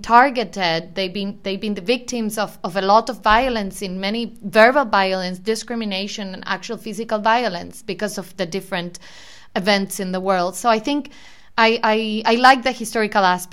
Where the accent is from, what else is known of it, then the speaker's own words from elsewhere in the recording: Argentina; I'm being from Argentina